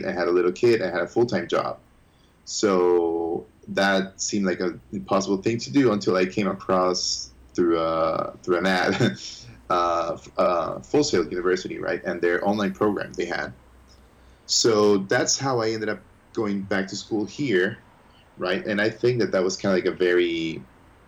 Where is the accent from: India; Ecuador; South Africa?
Ecuador; moved away as an adult; also born or lived in United States; now in Florida, United States; when I was three, we moved back to Ecuador, and I was raised in Ecuador